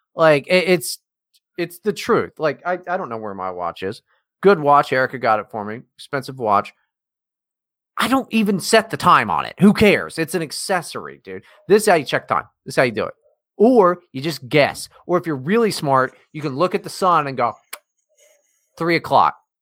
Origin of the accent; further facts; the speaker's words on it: West Virginia, United States; growing up in West Virginia is tough